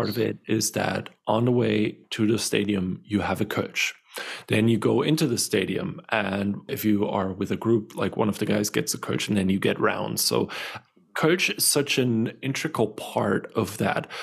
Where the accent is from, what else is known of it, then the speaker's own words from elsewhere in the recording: Cologne, North Rhine-Westphalia, Germany; us people from Cologne